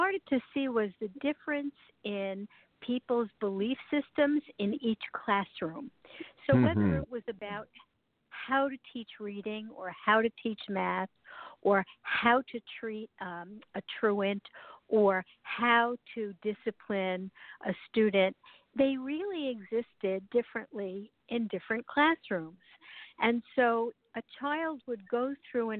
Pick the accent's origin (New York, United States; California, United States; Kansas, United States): New York, United States; New York City; moved away as an adult; Initially, I grew up in New York City, and then I moved up into a rural area in New